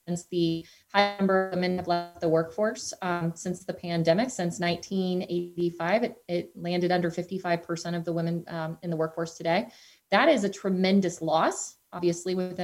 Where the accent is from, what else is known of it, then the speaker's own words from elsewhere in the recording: Cincinnati, Ohio, United States; I'm an evangelist for my hometown